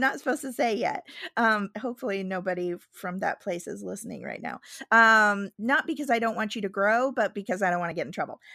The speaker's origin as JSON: {"language": "English", "region": "Midwest", "country": "United States", "moved": "yes", "said": "I'm from the Midwest"}